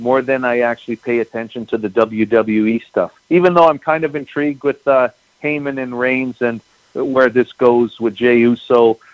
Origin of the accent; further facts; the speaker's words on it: Winnipeg, Manitoba, Canada; I grew up in Winnipeg, I spent my entire life here.